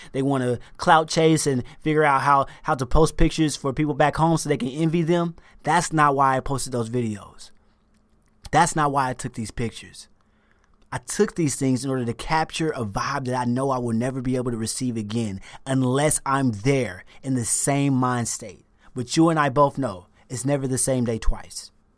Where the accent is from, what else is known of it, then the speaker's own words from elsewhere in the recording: the South, United States; moved away; I'm from the South. I was raised Southern Baptist